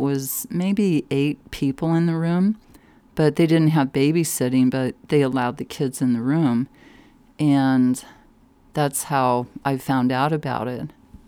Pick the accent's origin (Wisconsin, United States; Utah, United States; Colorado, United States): Colorado, United States; Denver; also born or lived in San Mateo, California / Fort Collins; No, I was born in California, San Mateo, and up by San Francisco. It's a suburb. And then my parents moved to Fort Collins. And then I ended up in the Denver metro area in 4th grade.